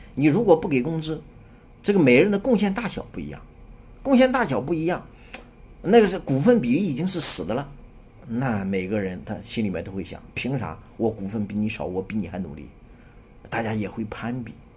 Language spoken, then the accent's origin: Chinese; China; 我们中国人